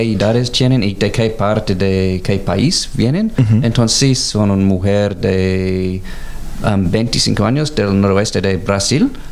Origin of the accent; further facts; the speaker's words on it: Canberra, Australian Capital Territory, Australia; also born or lived in Mexico; Soy de Canberra